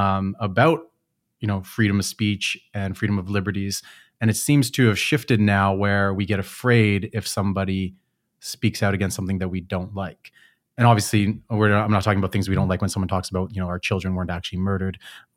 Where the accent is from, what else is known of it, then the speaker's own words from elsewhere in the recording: Canada; I came from Canada, which is typically like that.